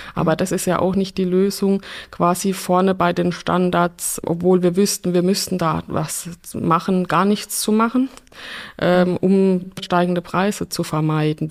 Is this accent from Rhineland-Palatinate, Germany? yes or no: yes; Rhineland-Palatinate, Germany; Ich komme ja aus der Pfalz